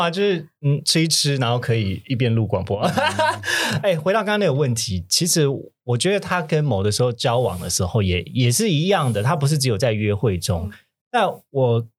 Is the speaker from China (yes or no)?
no; Kaohsiung, Taiwan; 我是高雄人